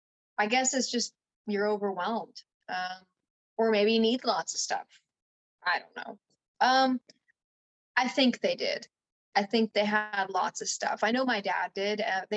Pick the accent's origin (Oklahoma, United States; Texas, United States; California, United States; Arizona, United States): California, United States; also born or lived in New Jersey; Well, I grew up in, I was born in New Jersey, but then my parents, which is like, oh dear. But then my parents moved, we went to California. We were in the Bay Area too.